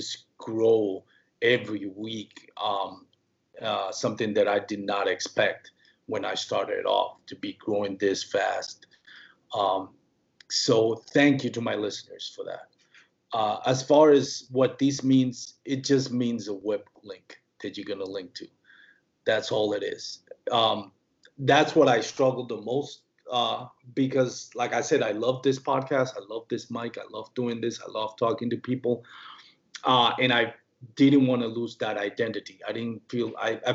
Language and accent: English; Puerto Rico; born or raised there; first language Spanish; English is a second language; moved away